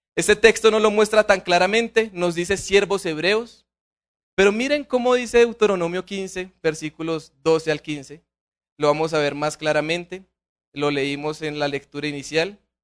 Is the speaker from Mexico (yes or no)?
no; Colombia; Como colombianos no conocemos la pobreza